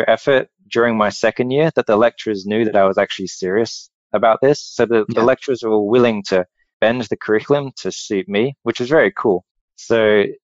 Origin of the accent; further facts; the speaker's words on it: Australia; moved away as an adult; also born or lived in Perth, Australia; I'm Australian